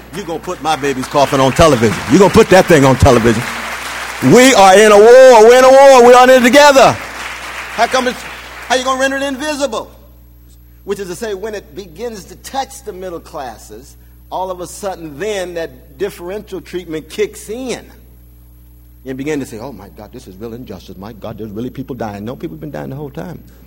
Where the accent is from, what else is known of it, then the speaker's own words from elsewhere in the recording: Sacramento, California, United States; I grew up in California, and so the black community was right in one corner, the brown was in the next